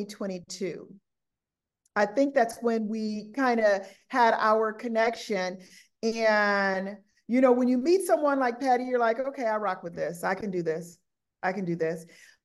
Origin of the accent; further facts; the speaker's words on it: Southern California, United States; moved away; I'm from Southern California